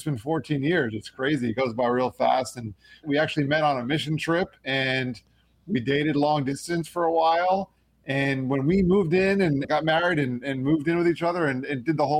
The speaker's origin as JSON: {"language": "English", "region": "South Florida", "country": "United States", "also_born_or_lived": "New York", "said": "I moved back to South Florida for grad school"}